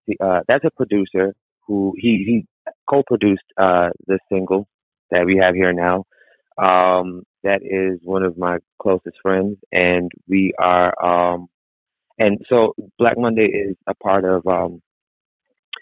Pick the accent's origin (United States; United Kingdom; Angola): United States; New York; now in Los Angeles, United States; I was born in New York